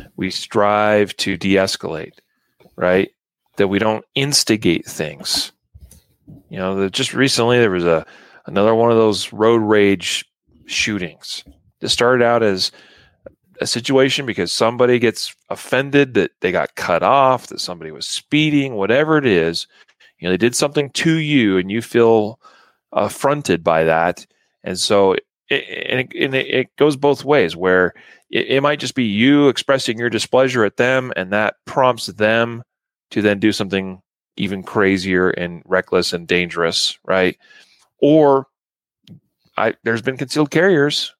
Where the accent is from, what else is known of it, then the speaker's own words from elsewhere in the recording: Idaho, United States; now in Colorado, United States; My true home state of Idaho